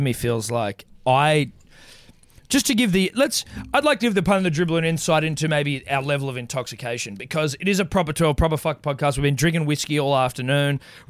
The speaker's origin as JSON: {"language": "English", "country": "Australia", "said": "as an Australian"}